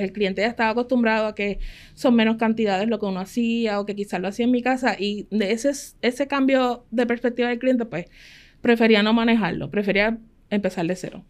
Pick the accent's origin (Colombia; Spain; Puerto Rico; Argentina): Puerto Rico; Ponce; Nosotros somos de Ponce, mi esposo trabajaba acá en el área metropolitana